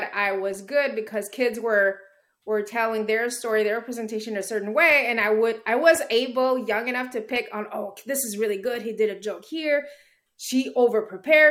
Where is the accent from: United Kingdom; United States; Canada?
Canada; Montreal, Quebec; I was born here in Montreal